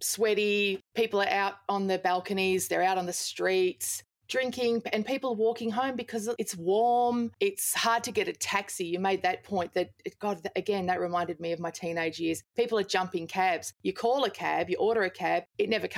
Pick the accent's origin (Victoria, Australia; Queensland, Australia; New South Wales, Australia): Queensland, Australia; Toowoomba; I grew up in Toowoomba in Queensland